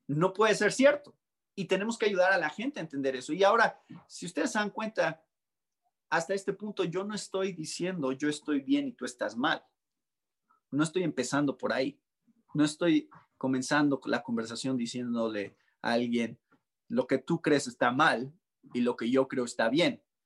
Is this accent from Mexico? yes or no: yes; Mexico; arraigado tanto en nuestras tradiciones como mexicanos